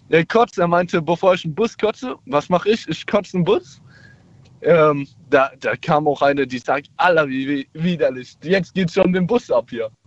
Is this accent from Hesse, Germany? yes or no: no; Mannheim, Baden-Württemberg, Germany; ich komme aus Mannheim. Ich bin jetzt 19 und mache in ein paar Monaten mein Abi zu Ende.